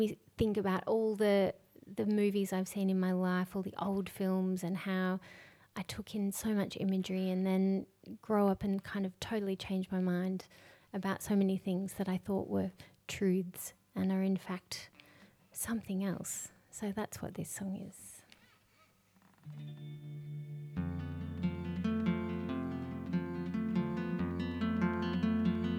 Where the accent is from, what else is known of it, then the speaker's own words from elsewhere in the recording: Yarraville, Victoria, Australia; I grew up in Yarraville, which is next to Spotswood.